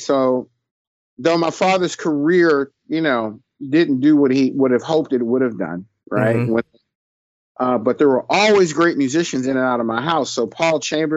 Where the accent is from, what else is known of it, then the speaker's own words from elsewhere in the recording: New York, United States; now in Pittsburgh, United States; by the time I was, somewhere between 4 and 5, my dad moved the family to New York